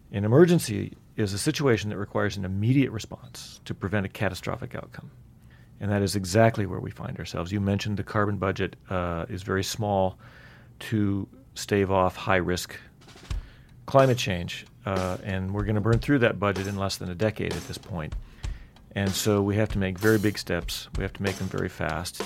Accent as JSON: {"language": "English", "area": "Black Hills", "region": "South Dakota", "country": "United States", "tie": "born or raised there", "moved": "yes", "lives_now": "Utah, United States", "said": "I grew up in the Black Hills in South Dakota"}